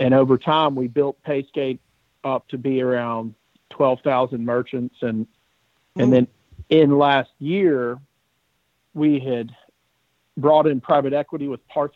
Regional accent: Birmingham, Alabama, United States; So I grew up in Birmingham, went to the University of Alabama

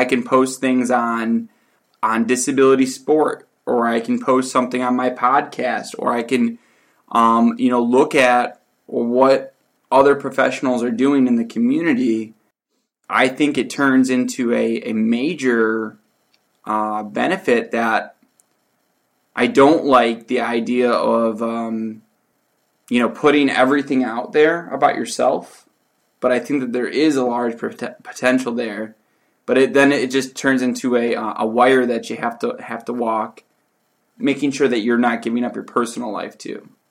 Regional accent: Detroit, Michigan, United States; I grew up in Detroit, Michigan

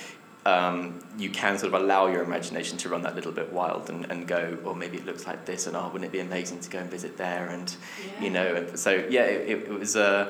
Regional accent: Essex, East of England, United Kingdom; now in London, United Kingdom; my hometown back in Essex

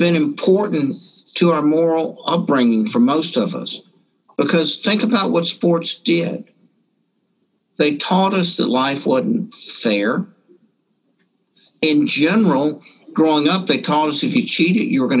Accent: Morgan City, Louisiana, United States; also born or lived in Deep South; I grew up in a small town south of here called Marvin City

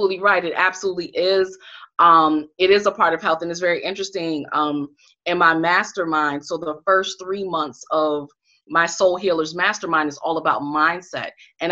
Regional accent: Connecticut, United States; now in Washington, D.C., United States; I'm from Connecticut.

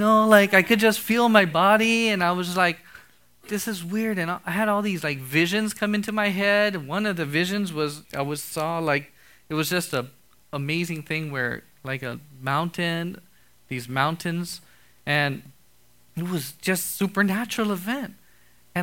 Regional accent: Hawaii, United States; I'm from Hawaii

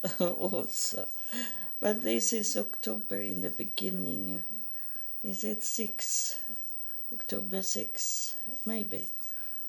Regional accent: Sweden; English is a second language; I was born in Sweden

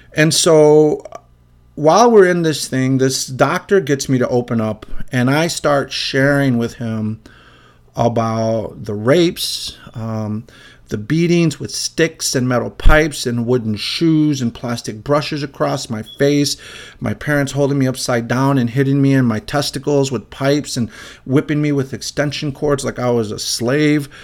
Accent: Illinois, United States; also born or lived in Chicago; I'm from Illinois

